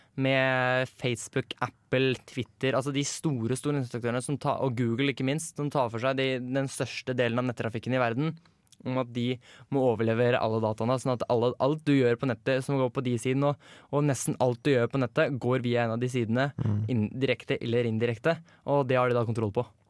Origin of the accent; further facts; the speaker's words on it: Eastern Norway, Norway; Jeg er ikke fra Vestlandet, jeg er, fra, jeg er østlending.